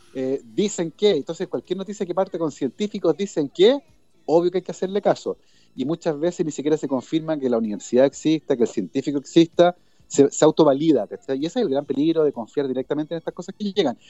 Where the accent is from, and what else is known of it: Chile